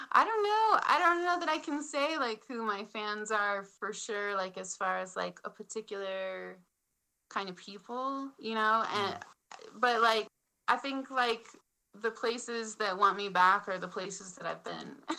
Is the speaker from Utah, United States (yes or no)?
yes; Utah, United States; now in Montana, United States; I was born in Utah